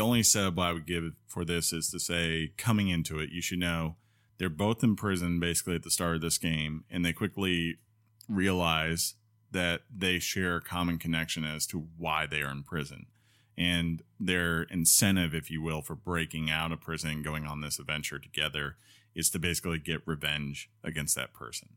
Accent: Northeast, United States; now in Columbus, United States; I grew up in the Northeast

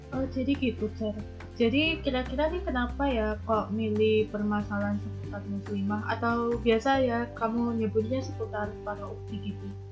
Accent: Batam, Riau Islands, Indonesia; moved away as an adult; now in Madiun, Indonesia; aku tuh bukan asli orang Jawa karena aku aslinya orang Batam

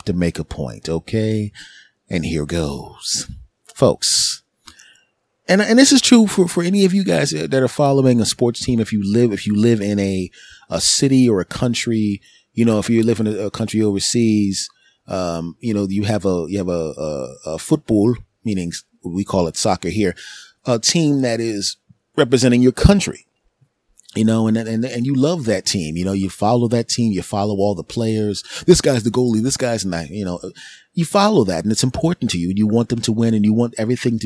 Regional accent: Philadelphia, Pennsylvania, United States; my hometown of Philadelphia

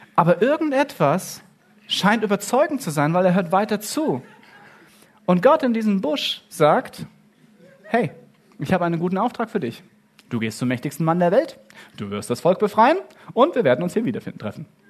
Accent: Germany; ich bin in Deutschland aufgewachsen

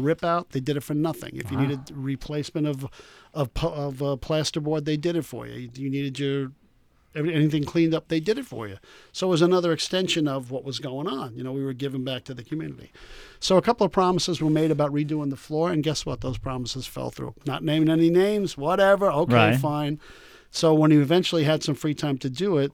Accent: East Rockaway, New York, United States; my hometown of East Rockaway

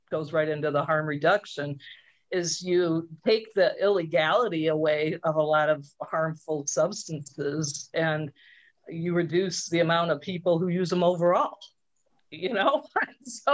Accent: Traverse City, Michigan, United States; I'm from Traverse

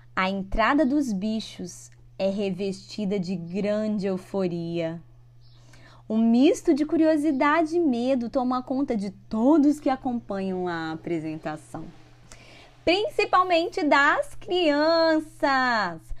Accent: São Mateus or Conceição da Barra, Espírito Santo, Brazil; estão falando da minha cidade, minha cidade natal, no Espírito Santo

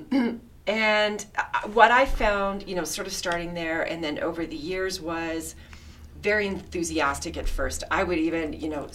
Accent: Toronto, Ontario, Canada; also born or lived in Winnipeg, Manitoba; I grew up in the East End, so sort of the Port Union and Lawrence area, Scarborough

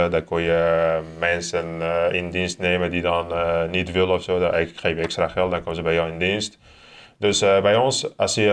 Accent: Turkey; now in Netherlands; ik kom uit Turkije

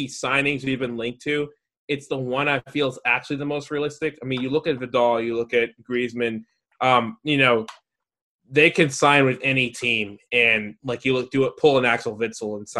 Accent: United States; being an American

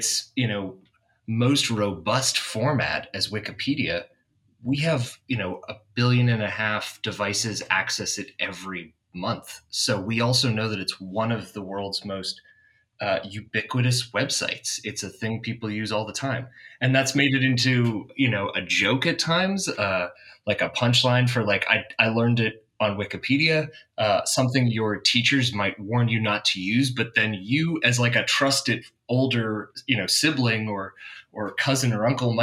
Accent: Boston, Massachusetts, United States; now in San Francisco, United States; Boston, Massachusetts, which is where I grew up

